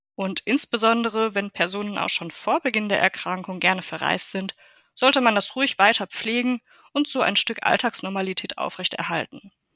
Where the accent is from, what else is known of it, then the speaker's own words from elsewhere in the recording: Germany; Bei uns in Deutschland